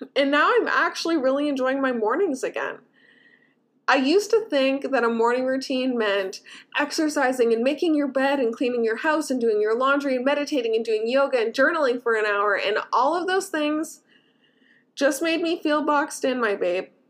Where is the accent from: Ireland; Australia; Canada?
Canada; I as a Canadian